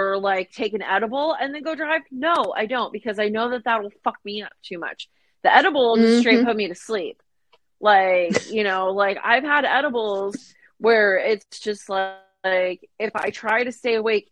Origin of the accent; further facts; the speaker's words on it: Phoenix, Arizona, United States; moved away; growing up in the Phoenix area